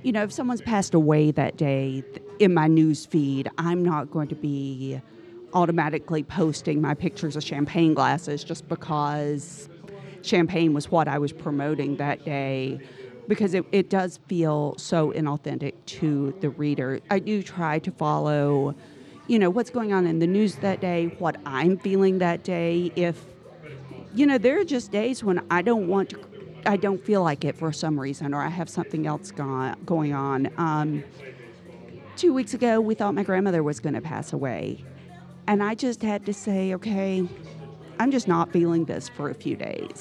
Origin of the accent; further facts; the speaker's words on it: Prestonsburg, Kentucky, United States; I grew up outside of Prestonsburg, near Pikeville.